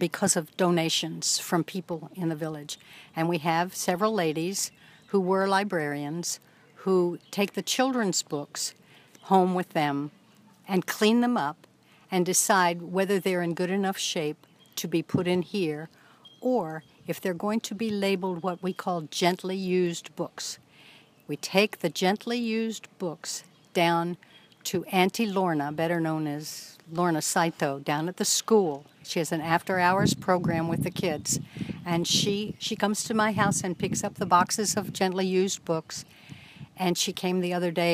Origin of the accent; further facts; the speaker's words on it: Annapolis, Maryland, United States; moved away; I'm originally from Annapolis, Maryland, and the first library that I was familiar with was called Reynolds Tavern